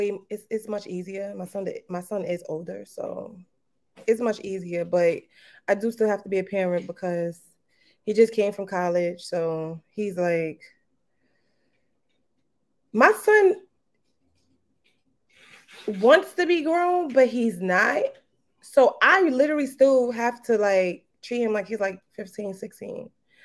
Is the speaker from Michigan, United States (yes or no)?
no; Brooklyn, New York, United States; I'm from Brooklyn. Definitely from Brooklyn. Kingsborough. Shout out to Kingsborough. Mm. Shout out to Brooklyn. All day. I be repping Brooklyn all the time.